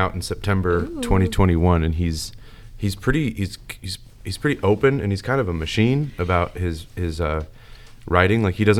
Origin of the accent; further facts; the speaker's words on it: United States; I'm an American.